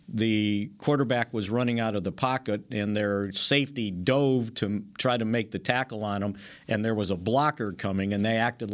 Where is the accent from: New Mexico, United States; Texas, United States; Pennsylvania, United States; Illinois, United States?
Illinois, United States; Chicago; Growing up in Grant Park